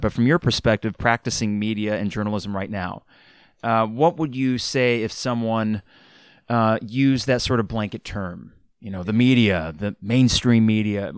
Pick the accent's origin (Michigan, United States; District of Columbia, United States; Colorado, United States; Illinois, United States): Illinois, United States; Champaign; growing up in Champaign Urbana